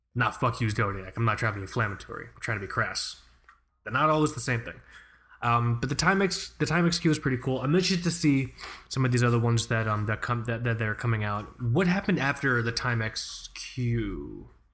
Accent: United States; as an American

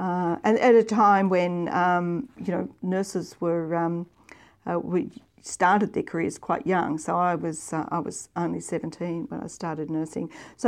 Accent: Victoria, Australia; moved away as an adult; also born or lived in Queensland / Papua New Guinea; I was from Victoria.

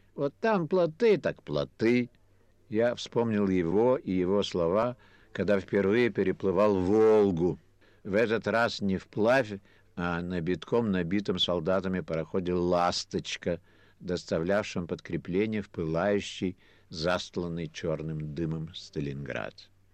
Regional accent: Kyiv, Ukraine; now in Paris, France; Я тоже киевлянин

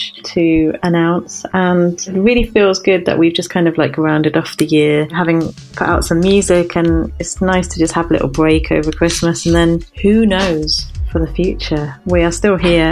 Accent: United Kingdom; we're British

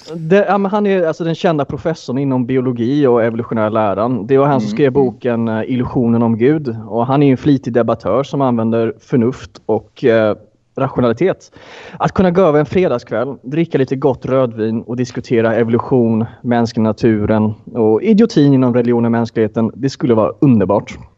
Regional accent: Sweden; jag är ju svensk

